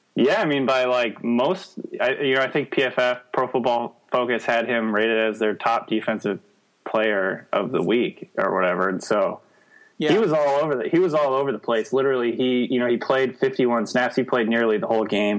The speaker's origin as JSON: {"language": "English", "region": "Nebraska", "country": "United States", "moved": "yes", "said": "I'm from Nebraska originally"}